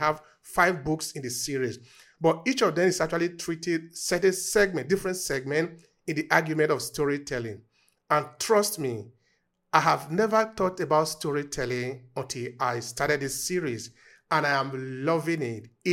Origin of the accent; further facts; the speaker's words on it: Nigeria; moved away as an adult; now in Italy; I'm originally from Nigeria, and I've been in Italy for quite some years now, since 2004